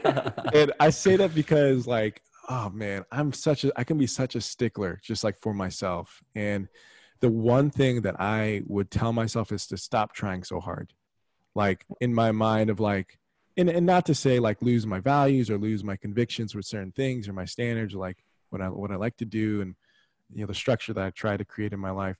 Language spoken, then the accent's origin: English; San Antonio, Texas, United States; also born or lived in Dallas, Texas; born and bred in Texas, born in Dallas, grew up in San Antonio.